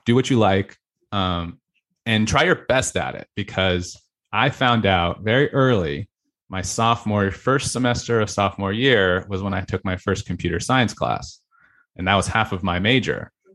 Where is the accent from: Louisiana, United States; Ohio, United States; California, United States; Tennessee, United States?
California, United States; Fallbrook; North County, San Diego